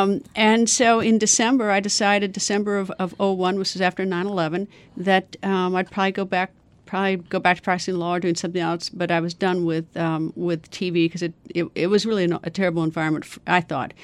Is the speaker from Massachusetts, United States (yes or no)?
no; Wisconsin, United States; now in Washington, D.C., United States; I'm from Wisconsin